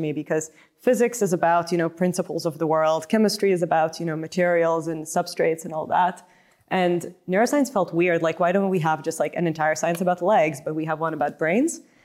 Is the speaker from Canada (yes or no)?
no; Lithuania; moved away as an adult; also born or lived in United States; originally born and raised in Lithuania, and, uh, grew up there